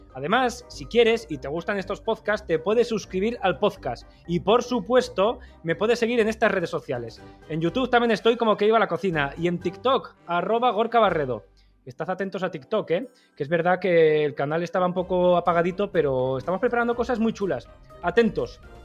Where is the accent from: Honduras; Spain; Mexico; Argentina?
Spain; Basque Country; los vascos